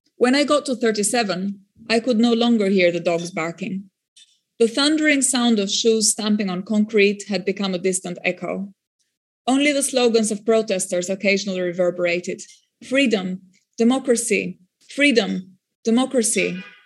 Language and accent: English; Albania; born or raised there; first language French; English is a second language